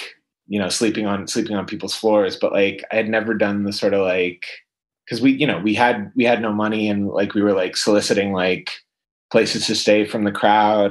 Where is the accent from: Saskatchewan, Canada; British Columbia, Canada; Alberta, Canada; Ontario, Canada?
Ontario, Canada; London; moved away as an adult; also born or lived in Toronto, Canada; now in London, United Kingdom; Born and raised in London, Ontario, and then I moved to Toronto when I was 18